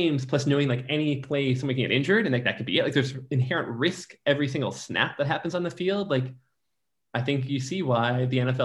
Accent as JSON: {"language": "English", "town": "Detroit", "region": "Michigan", "country": "United States", "also_born_or_lived": "New York", "moved": "yes", "lives_now": "Los Angeles, United States", "said": "I'm from Detroit"}